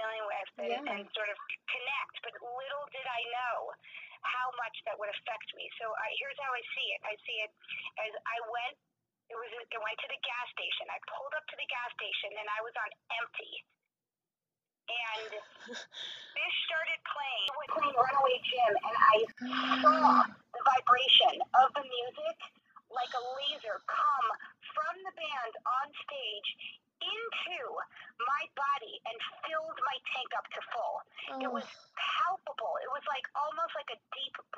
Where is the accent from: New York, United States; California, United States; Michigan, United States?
New York, United States; New York City; now in Boulder, United States; growing up in New York City